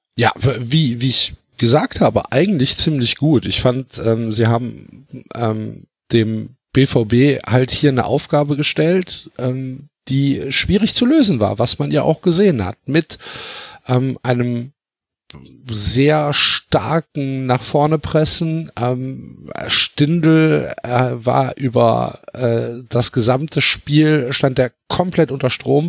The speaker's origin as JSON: {"language": "German", "region": "Rhineland", "country": "Germany", "said": "ich komme ja aus dem Rheinland"}